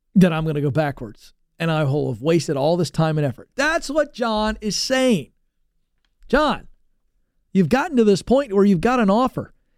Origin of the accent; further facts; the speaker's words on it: Virginia Beach, Virginia, United States; I grew up in Virginia Beach area, uh, the Tidewater, coastal area of Virginia